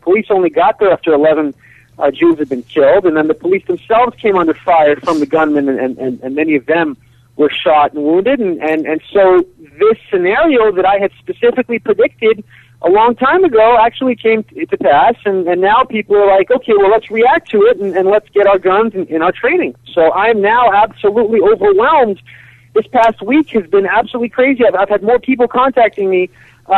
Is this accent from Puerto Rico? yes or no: no; Kiryat Arba, Israel; moved away as an adult; now in United States; I grew up in Israel in the settlement of Kiryat Arba, which is next to Hebron in the West Bank.